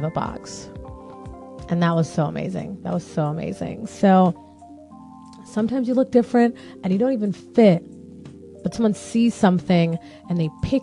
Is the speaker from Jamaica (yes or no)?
yes; Jamaica; it's more so Caribbean because I'm Jamaican